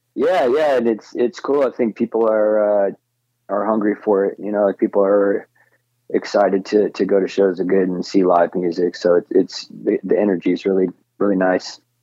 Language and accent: English; Phoenix, Arizona, United States; growing up in Phoenix, the Phoenix area